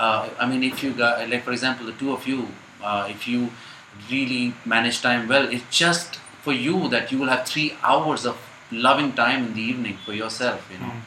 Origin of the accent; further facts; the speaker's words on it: India; I'm an Indian